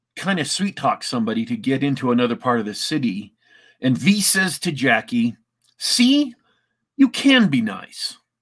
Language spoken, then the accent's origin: English; Isle of Man; I'm actually Manx, not quite Welsh